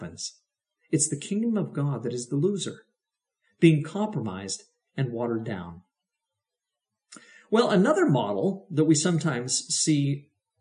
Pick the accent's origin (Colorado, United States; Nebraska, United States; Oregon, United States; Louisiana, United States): Oregon, United States; the Mennonite communities around which I grew up in Oregon